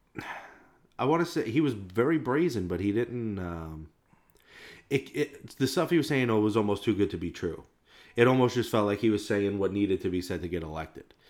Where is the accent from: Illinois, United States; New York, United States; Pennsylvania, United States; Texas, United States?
New York, United States; New York City; we're from New York City and Staten Island, which is the only, uh, the only red part of this city.